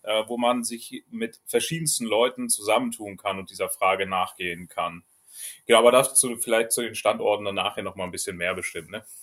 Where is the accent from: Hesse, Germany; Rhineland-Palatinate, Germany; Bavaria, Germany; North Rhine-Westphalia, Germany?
Rhineland-Palatinate, Germany; Trier; moved away as an adult; also born or lived in Celle, Lower Saxony; ich komme ja ursprünglich aus, aus Trier, aus Rheinland-Pfalz